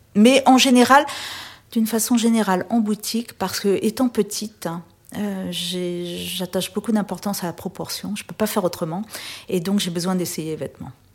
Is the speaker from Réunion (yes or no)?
yes; Réunion; moved away as an adult; also born or lived in Paris; j'ai quitté la Réunion après mon bac au début des années 80